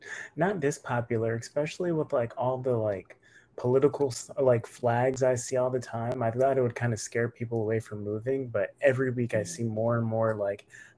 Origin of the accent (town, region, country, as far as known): Florida, United States; born or raised there